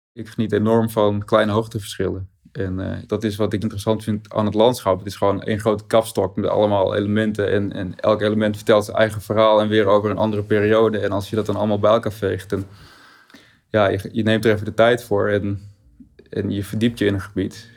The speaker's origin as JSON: {"language": "Dutch", "area": "Verberts", "region": "Friesland", "country": "Netherlands", "tie": "born or raised there", "moved": "yes", "lives_now": "Groningen, Netherlands", "said": "Ik ben opgegroeid in Verberts"}